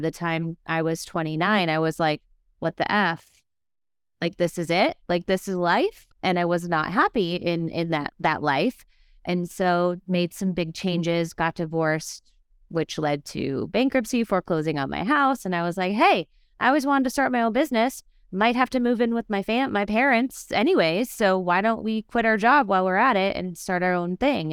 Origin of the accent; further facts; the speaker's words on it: Minnesota, United States; I'm a Midwesterner